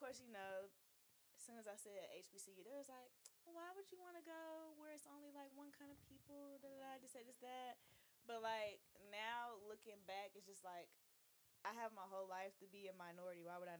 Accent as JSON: {"language": "English", "town": "Laurens", "region": "South Carolina", "country": "United States", "also_born_or_lived": "Atlanta", "moved": "as an adult", "said": "obviously y'all know I'm from Lawrence."}